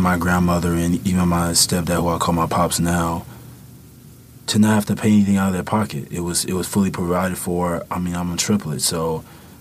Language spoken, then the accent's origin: English; Chicago, Illinois, United States; moved away; growing up in the South Side of Chicago